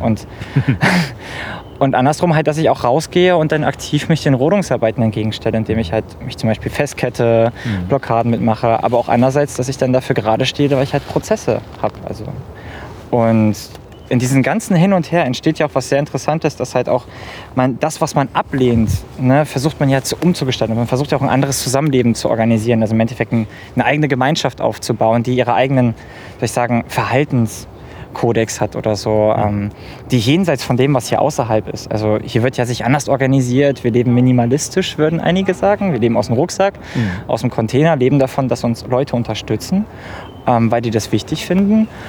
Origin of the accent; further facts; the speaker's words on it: near Gorleben, Lower Saxony, Germany; moved away; Ich komme aus der Nähe von Gorleben